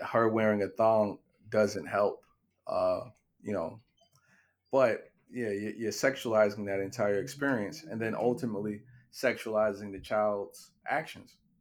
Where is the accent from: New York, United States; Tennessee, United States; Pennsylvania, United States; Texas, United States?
New York, United States; New York City; Growing up in Brownsville